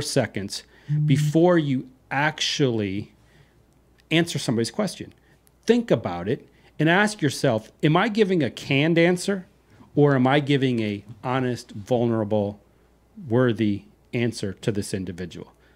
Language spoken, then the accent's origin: English; Iowa, United States; now in Texas, United States; I'm not from the heart of Texas. I'm from Iowa